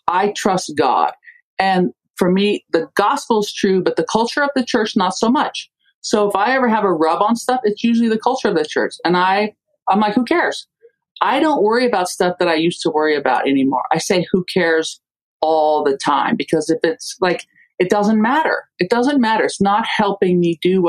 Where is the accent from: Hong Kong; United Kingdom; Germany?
Germany; moved away; I grew up in Germany.